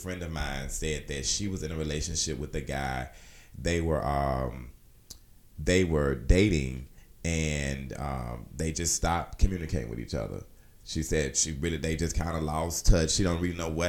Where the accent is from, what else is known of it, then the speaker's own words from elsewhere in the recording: Alabama, United States; Me being from Alabama